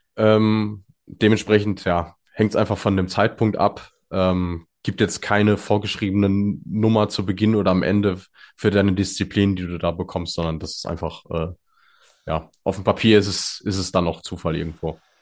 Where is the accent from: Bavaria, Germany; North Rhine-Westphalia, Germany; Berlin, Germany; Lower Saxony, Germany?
North Rhine-Westphalia, Germany; als Ostwestfale